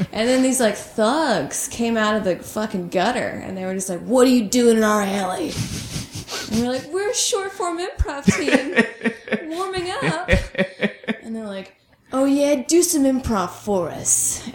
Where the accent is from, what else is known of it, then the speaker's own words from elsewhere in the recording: Saudi Arabia; also born or lived in Georgia, United States; Oh, I moved around a bunch. Saudi Arabia, Georgia.